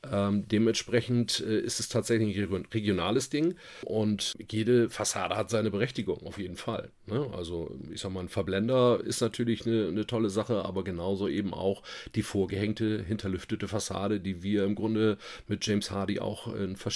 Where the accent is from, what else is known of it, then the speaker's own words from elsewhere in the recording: Bremen, Germany; Ähm, wenn du in Hamburg wärst, hätten, hätte ich ein Moin Moin gesagt, aber das ist bei uns in Bremen schon Gesabbel.